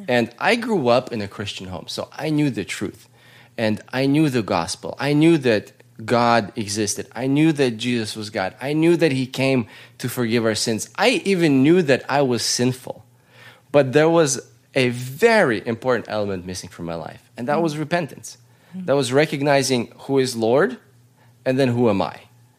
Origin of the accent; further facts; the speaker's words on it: Russia; now in United States; We were part of the church growing up in Russia. We were part of the church growing up in America.